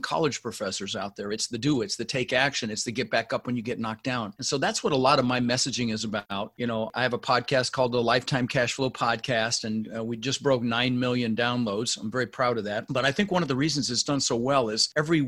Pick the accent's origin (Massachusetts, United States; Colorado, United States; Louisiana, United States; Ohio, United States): Colorado, United States; Denver; also born or lived in Netherlands; I ended up in Denver, Colorado, where we lived for 30 years, and we didn't have much growing up.